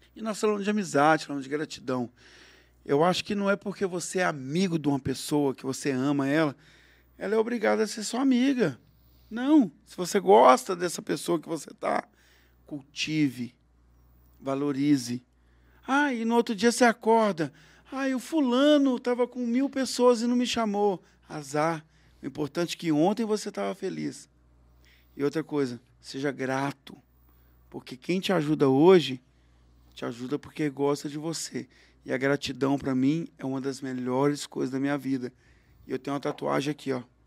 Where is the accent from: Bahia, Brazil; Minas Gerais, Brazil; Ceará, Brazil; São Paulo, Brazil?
Minas Gerais, Brazil; Belo Horizonte; moved away as an adult; now in Uberlândia, Brazil; Eu sou de Belo Horizonte.